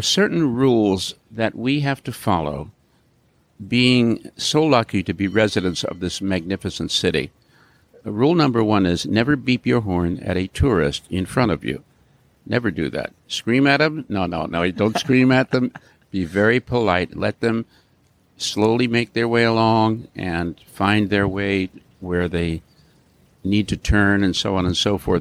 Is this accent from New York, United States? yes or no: yes; New York, United States; now in San Francisco, United States; I grew up in New York.